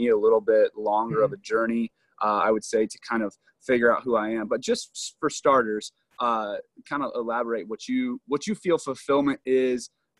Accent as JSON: {"language": "English", "region": "Ohio", "country": "United States", "said": "I too come from a middle-class family. I'm from Ohio."}